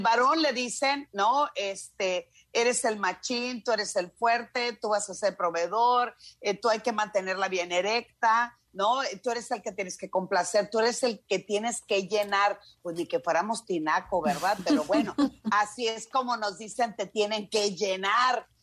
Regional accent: Culiacán, Sinaloa, Mexico; como buena norteña, yo soy de Culiacán

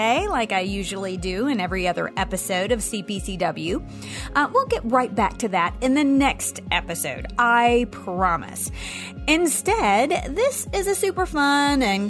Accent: Nashville, Tennessee, United States; moved away; I am a Nashvillian through and through. I consider Music City to be my hometown.

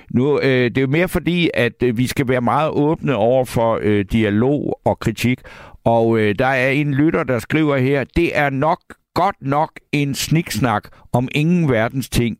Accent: Funen, Southern Denmark, Denmark; Jeg kommer fra Fyn

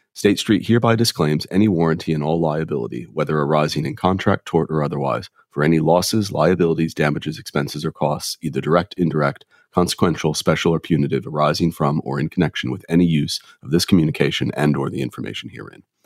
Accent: United States; now in London, United Kingdom; being an American

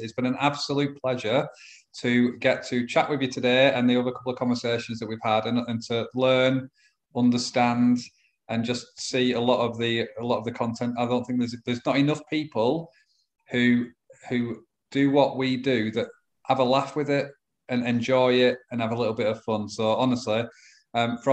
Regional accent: England, United Kingdom; I'm English

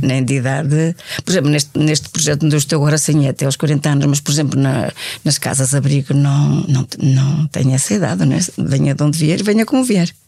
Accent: Braga, Norte, Portugal; moved away as an adult; also born or lived in Madrid / Colombia / Évora / Lisbon; eu sou de Braga, eu conheci as irmãs, eu estudava no liceu frente às irmãs

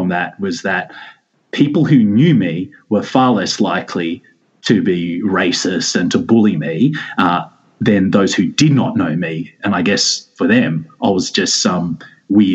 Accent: Campbelltown, New South Wales, Australia; So I grew up in Campbelltown, which is in southwest of Sydney

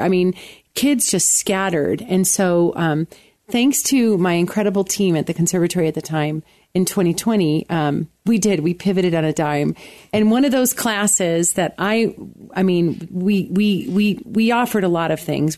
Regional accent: Buffalo, New York, United States; moved away as an adult; also born or lived in Williamsville, New York; now in Colorado Springs, United States; growing up in Buffalo

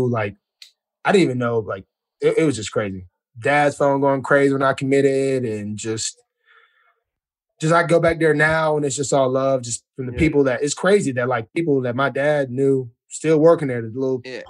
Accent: Alabama, United States; Man, I will say, man, very happy I stayed home.

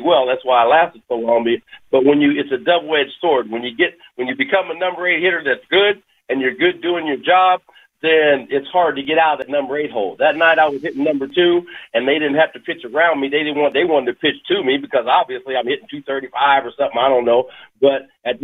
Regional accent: Kansas, United States; also born or lived in France; I grew up in the Midwest, and I grew up in Kansas.

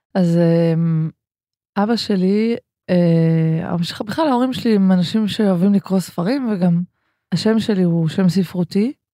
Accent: Ganei Tikva, Central District, Israel; הרבה חוויות מהספרייה הציבורית בגני תקווה, שם גדלנו

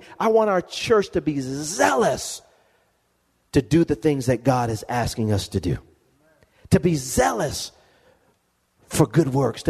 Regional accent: Lompoc, California, United States; moved away; I go back to my hometown, and if anybody is from Lompoc

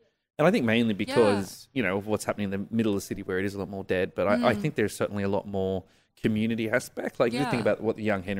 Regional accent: Sydney, New South Wales, Australia; moved away; I am from Sydney.

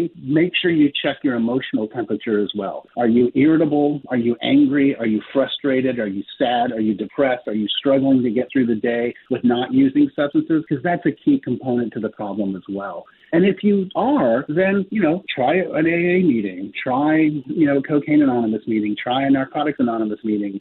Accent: Palo Alto, California, United States; Stanford University, where I was born in Stanford University, back in Palo Alto, California

